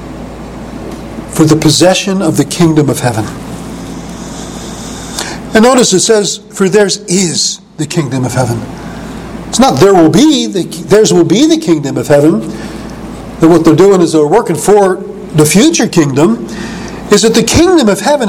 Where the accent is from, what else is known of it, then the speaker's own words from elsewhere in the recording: New York City, New York, United States; I was not only a youth growing up in New York at Coney Island, but when I hit my teens, it was Greenwich Village